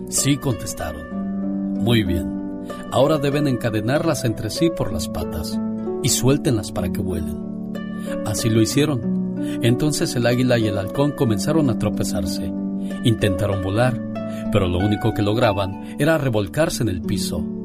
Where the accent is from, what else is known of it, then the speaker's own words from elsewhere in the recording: Joconostle, Guanajuato, Mexico; Un día salí del Joconostle, Guanajuato. Pero el Joconostle, Guanajuato, nunca salió de mí.